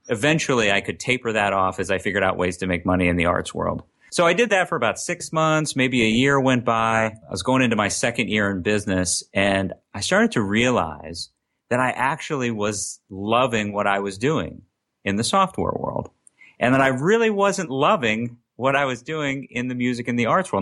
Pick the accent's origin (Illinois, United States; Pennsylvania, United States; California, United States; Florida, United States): Pennsylvania, United States; Lancaster; I'm from Lancaster, Pennsylvania, which is about seventy miles west of Philadelphia